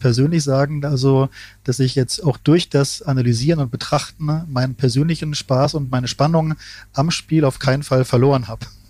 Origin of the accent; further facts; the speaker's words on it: Ingelheim am Rhein, Rhineland-Palatinate, Germany; ich bin ja in Ingelheim am Rhein aufgewachsen, in einer mittelgroßen Stadt